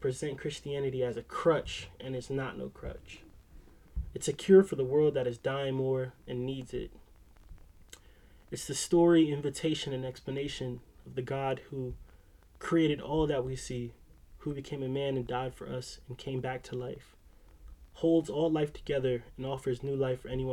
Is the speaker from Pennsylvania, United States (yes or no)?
yes; Philadelphia, Pennsylvania, United States; I'm from Philly